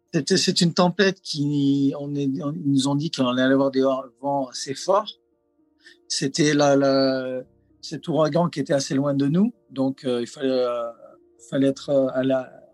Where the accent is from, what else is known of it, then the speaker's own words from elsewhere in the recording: south-east France, France; also born or lived in Los Angeles, United States / Lahaina, Maui, United States; now in Maui, United States; Je suis d'origine euh, du sud-est de la France